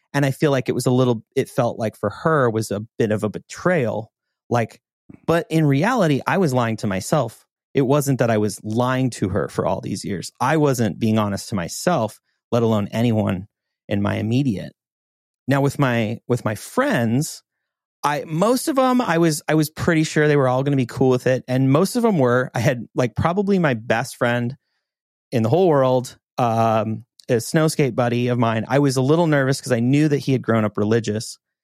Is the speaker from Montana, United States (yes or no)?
yes; Montana, United States; growing up in Montana